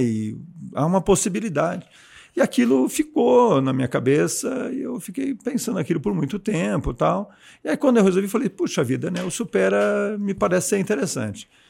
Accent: São Paulo, Brazil; moved away as an adult; also born or lived in Caraguatatuba; now in Jundiaí, Brazil; é, sou oriundo de São Paulo, capital, a vida inteira em São Paulo. Minto, a vida inteira não. É, nascido em São Paulo, mas morei um período em Caraguatatuba

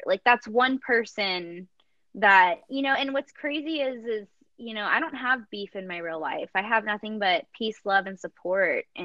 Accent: the South, United States; I'm from the South and mama raised a lady

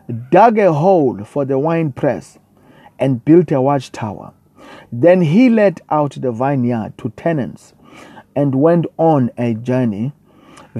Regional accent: South Africa; I come all the way from South Africa

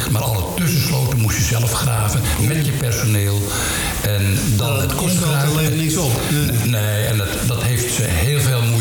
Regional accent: Lijnden, North Holland, Netherlands; Ik ben geboren in Leinden. En daar woon ik nu nog steeds. Ik ben het dorp niet uitgegaan in mijn leven.

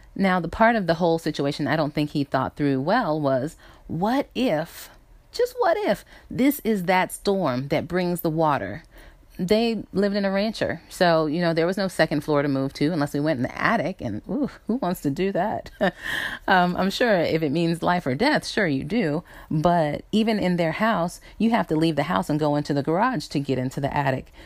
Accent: South Carolina, United States; moved away; I grew up in South Carolina

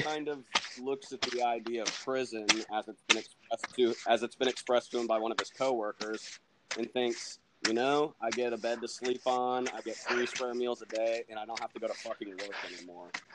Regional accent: Indiana, United States; I'm a writer from Indiana

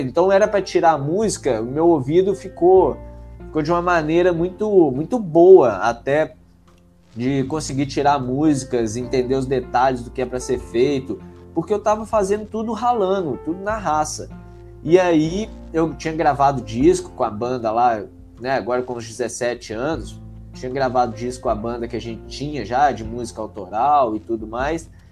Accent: Conselheiro Lafaiete, Minas Gerais, Brazil; also born or lived in Belo Horizonte; now in São Paulo, Brazil; sou de Conselheiro Lafayette, e aí, é, né, no interior de Minas ali, é uns 100 quilômetros de BH

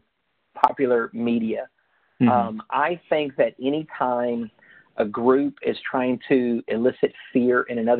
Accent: Eatonton, Georgia, United States; also born or lived in Lubbock, Texas; I was born in Lubbock, Texas. I grew up in Eatonton, Georgia. I lived most of my life in Central Georgia

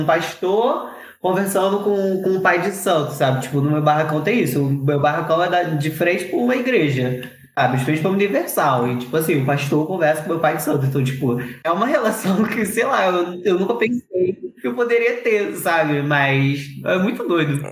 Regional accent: Rio de Janeiro, Brazil; como bons cariocas que nós somos

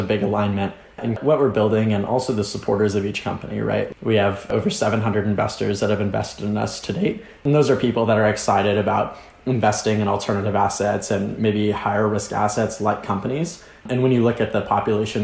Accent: a suburb of Dallas, Texas, United States; I grew up in a suburb in Dallas, just 30 minutes north of Dallas

